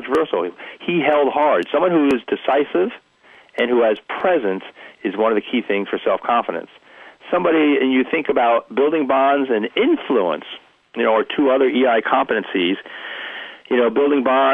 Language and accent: English; New Jersey, United States; I'm from New Jersey